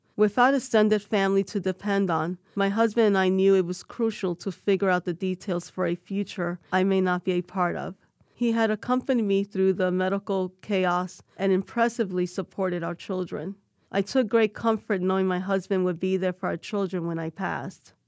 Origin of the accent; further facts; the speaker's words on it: New York City, New York, United States; I was born and raised in New York City